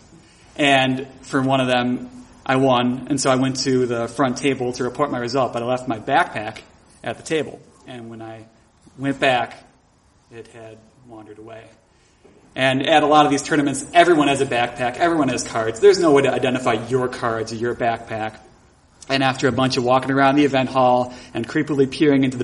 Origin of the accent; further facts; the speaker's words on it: Buffalo, New York, United States; my hometown of Buffalo, New York